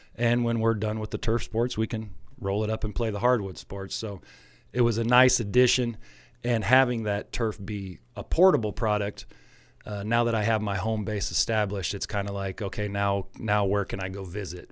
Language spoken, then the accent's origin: English; Alexis, Illinois, United States; I'm an Alexis native, born and raised in Alexis.